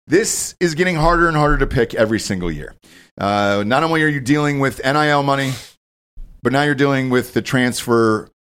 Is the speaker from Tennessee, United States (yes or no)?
yes; Tennessee, United States; fuck it, I'm just going to go to Tennessee. They need a running back. I could start there. That's my home state